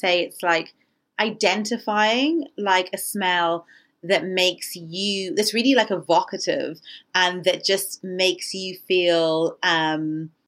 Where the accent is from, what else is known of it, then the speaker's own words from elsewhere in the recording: Ireland; when I was growing up in Ireland